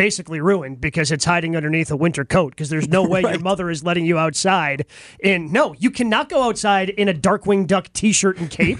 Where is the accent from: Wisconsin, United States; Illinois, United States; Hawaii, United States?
Wisconsin, United States; Horicon; I grew up in Horicon, small town.